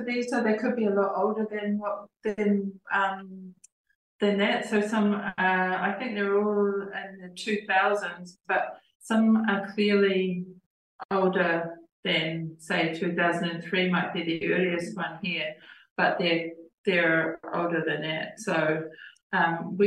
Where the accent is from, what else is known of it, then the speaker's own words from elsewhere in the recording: Tonga; moved away; being a little kid growing up in Tonga.